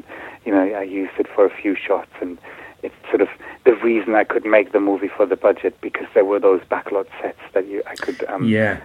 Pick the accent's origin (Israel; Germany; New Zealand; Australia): Germany; Berlin; also born or lived in Singapore; now in London, United Kingdom; I was born in Singapore. I grew up in Berlin. I lived in London for a long time now.